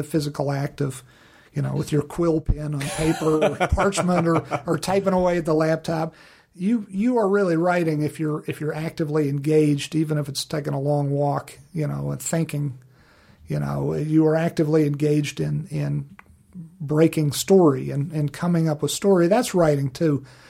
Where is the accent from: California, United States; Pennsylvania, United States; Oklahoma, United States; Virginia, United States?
Virginia, United States; Living back in Virginia and my home state of Virginia, which was great living in Virginia